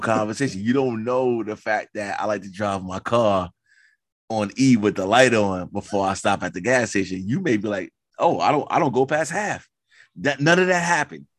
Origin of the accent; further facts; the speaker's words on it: New York City, New York, United States; I come from Queens